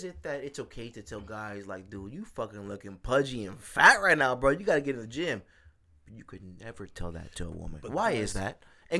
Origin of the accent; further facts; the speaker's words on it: United States; I'm an American.